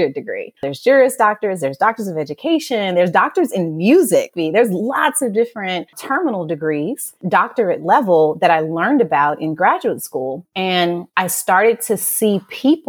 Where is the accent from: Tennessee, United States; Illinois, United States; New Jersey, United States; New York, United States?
Tennessee, United States; Memphis; now in Houston, United States; I'm originally from Memphis, Tennessee, and I was raised by a single mother